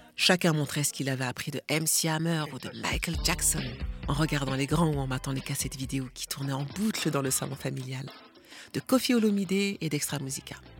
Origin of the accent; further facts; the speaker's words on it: Lille region, Hauts-de-France, France; Le fait d'être né dans la région lilloise